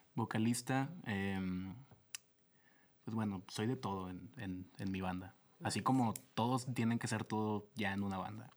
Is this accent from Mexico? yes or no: yes; Lerdo, Durango, Mexico; moved away as an adult; also born or lived in Torreón, Coahuila; now in Monterrey, Mexico; vengo de Lerdo Durango, que es uno de los lugares más hermosos de la tierra.